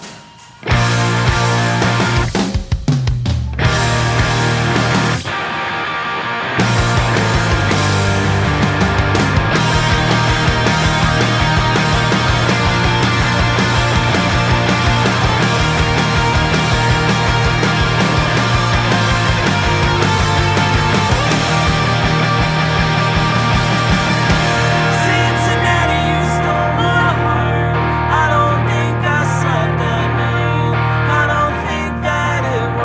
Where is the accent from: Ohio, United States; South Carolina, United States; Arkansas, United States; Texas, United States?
Ohio, United States; Cleveland; now in Cincinnati, United States; I'm from Cleveland